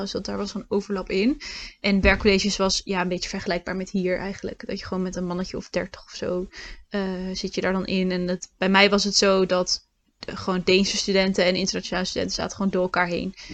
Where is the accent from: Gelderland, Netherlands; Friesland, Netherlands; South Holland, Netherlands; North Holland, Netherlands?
Gelderland, Netherlands; Lichtenvoorde; moved away as an adult; now in Utrecht, Netherlands; Oorspronkelijk kom ik uit Lichtenvoorde, uit de Achterhoek.